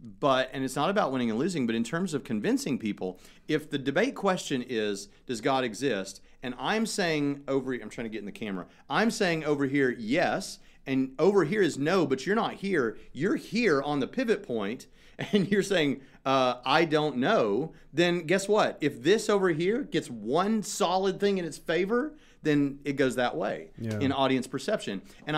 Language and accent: English; Tennessee, United States; accent: Tennessee folksy; I'm from Tennessee.